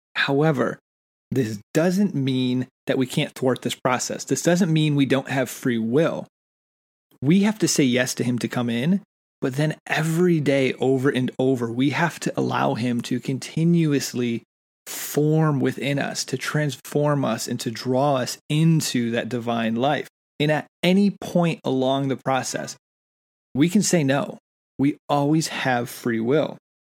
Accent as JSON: {"language": "English", "country": "United States", "also_born_or_lived": "England", "said": "being American"}